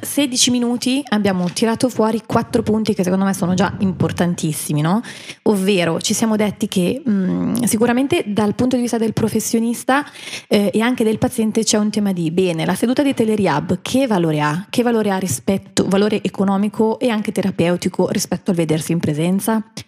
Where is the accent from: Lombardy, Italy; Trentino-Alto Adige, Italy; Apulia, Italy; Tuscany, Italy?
Lombardy, Italy; Milan; L'unica milanese eh, sono io.